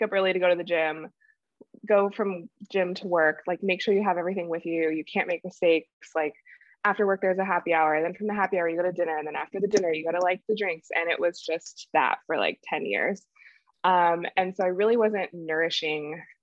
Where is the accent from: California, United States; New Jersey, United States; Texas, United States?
California, United States; moved away as an adult; also born or lived in New York City; I'm born and raised in California